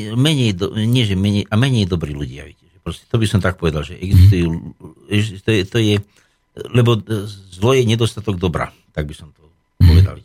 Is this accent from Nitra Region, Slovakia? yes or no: yes; Nemčiňany, Nitra Region, Slovakia; Moja rodná obec je Nemčinany alebo čas Rožnica, kedy si bola Rožnica, to bola ozaj dedinka v údolí, kde teda líšky dávali dobrú noc, kde som ako malý chlapec som pásol húsky, kravičky.